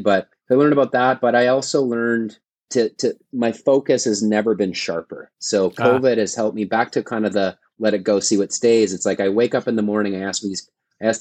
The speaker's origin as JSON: {"language": "English", "town": "Vancouver", "region": "British Columbia", "country": "Canada", "tie": "born or raised there", "moved": "yes", "lives_now": "Portland, United States", "said": "Vancouver, British Columbia, my hometown."}